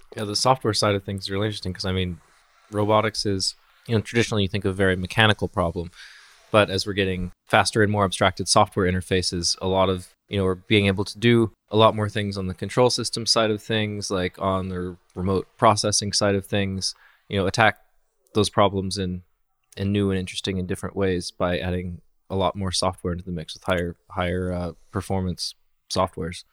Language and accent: English; Colorado, United States; I'm from Colorado, which is, like, kind of in the West